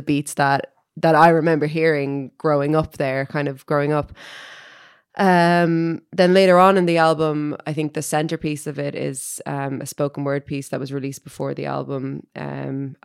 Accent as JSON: {"language": "English", "town": "Dublin", "region": "Leinster", "country": "Ireland", "tie": "born or raised there", "said": "when I was growing up in Finglas"}